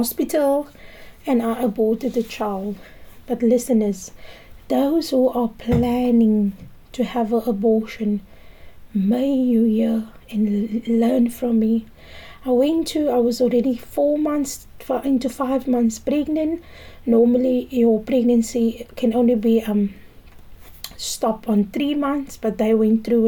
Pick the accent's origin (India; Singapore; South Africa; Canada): South Africa; Cape Town, Western Cape; I grew up in the Cape Flats. I grew up in Valhalla Park and Manenberg.